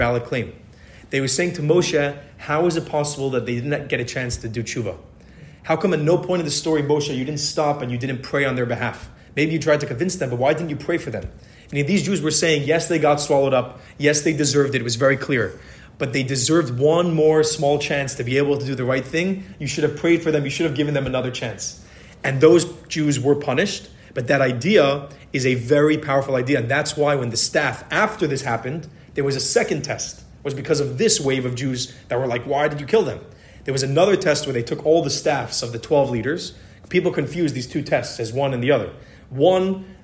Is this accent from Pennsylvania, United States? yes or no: yes; Philadelphia, Pennsylvania, United States; I was born in Philadelphia